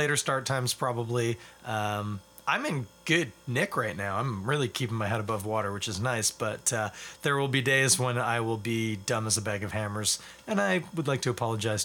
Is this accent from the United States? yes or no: no; Scarborough, Ontario, Canada; I'm from Scarborough, also not Toronto